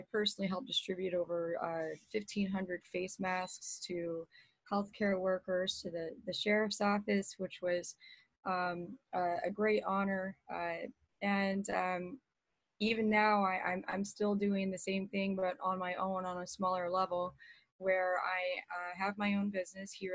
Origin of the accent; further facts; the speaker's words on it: Texas, United States; now in Southwest Florida, United States; I'm originally from Texas